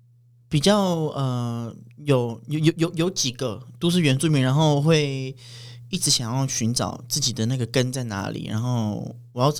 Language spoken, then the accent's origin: Chinese; Chijia village, Pingtung County, Taiwan; 小时候在台湾族的环境嘛，然后在部落长大到国中，嗯、到到国小毕业，然后国中、高中也是在屏东读书。